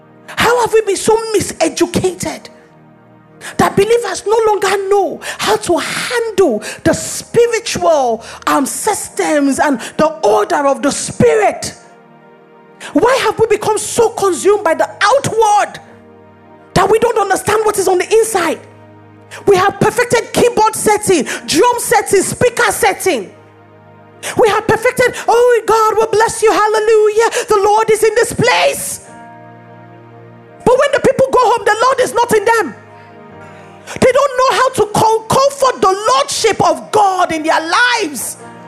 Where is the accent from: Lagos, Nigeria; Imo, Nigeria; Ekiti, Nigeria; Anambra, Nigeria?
Lagos, Nigeria; I refuse to believe that my nature is that I am Nigerian, I am a woman, I live in Lagos.